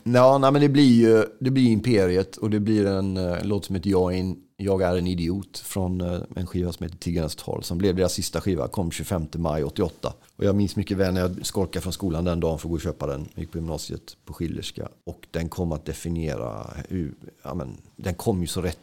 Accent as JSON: {"language": "Swedish", "town": "Gothenburg", "region": "Västra Götaland", "country": "Sweden", "tie": "born or raised there", "said": "när jag var 14 så var gideoniterna i vår skola i Buråsskolan i Johanneberg"}